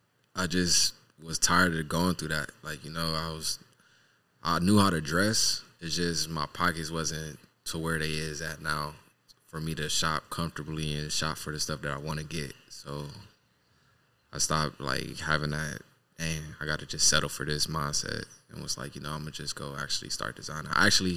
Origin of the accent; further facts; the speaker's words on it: Cleveland, Ohio, United States; born there; now in Los Angeles, United States; I'm originally born from Cleveland, Ohio. East side.